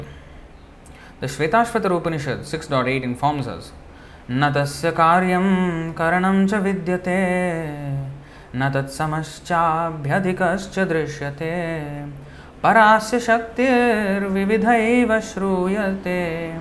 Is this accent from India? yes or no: yes; Hyderabad, Telangana, India; I am from Hyderabad, right? Andhra.